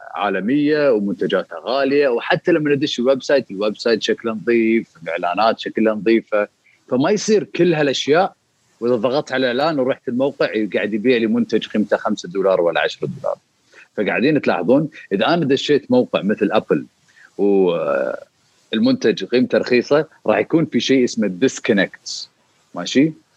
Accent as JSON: {"language": "Arabic", "country": "Kuwait", "said": "بالسوق المباركيه اللي عندنا بالكويت"}